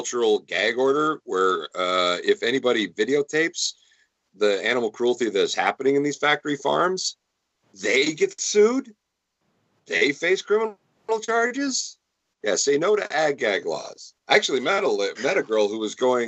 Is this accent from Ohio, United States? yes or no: no; Detroit, Michigan, United States; I come from Detroit